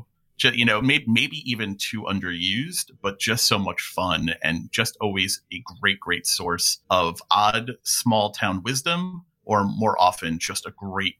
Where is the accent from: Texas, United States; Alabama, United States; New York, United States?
New York, United States; Essentially, I'm from New York, so I have my own opinions.